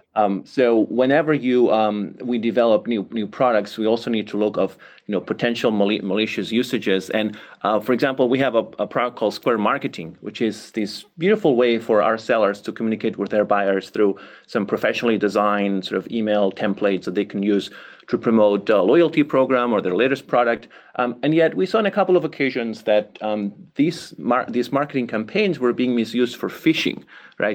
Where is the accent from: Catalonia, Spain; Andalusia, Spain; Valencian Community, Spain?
Catalonia, Spain; Barcelona; moved away; I come from Barcelona, Catalonia, Spain, right? And growing up there, I developed an interest in languages.